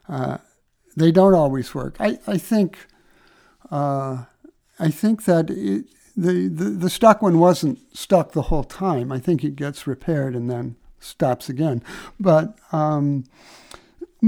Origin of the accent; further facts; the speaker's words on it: Midwest, United States; I grew up in the Midwest